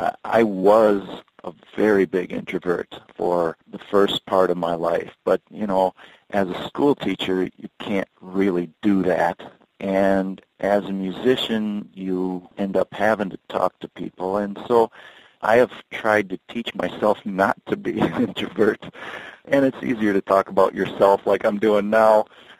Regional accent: Mississippi River, United States; I grew up on the Mississippi River. I did a lot of water skiing as a kid

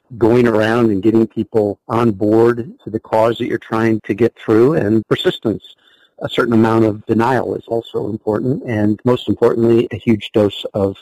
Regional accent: United States; also born or lived in Ohio / Philadelphia area / upstate New York; now in Wisconsin, United States; grew up in the Philadelphia area in upstate New York

